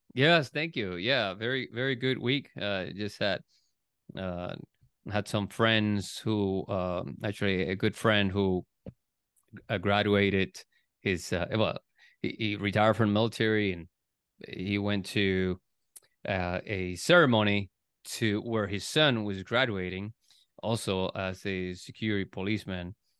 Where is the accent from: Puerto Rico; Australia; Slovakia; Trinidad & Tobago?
Puerto Rico; now in United States; I was born in, born and raised in Puerto Rico